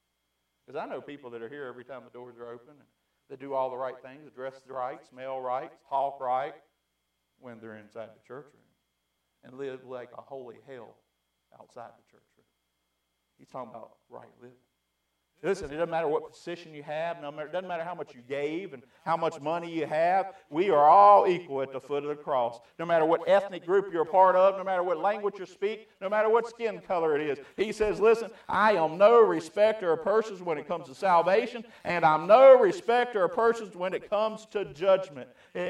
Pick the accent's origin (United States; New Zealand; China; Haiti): United States; By the grace of God, I was born in America.